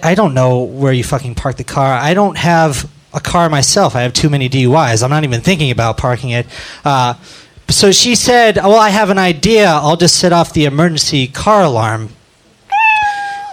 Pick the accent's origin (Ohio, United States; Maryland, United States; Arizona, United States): Arizona, United States; Phoenix; now in Chicago, United States; I started in Chicago, but I'm from Phoenix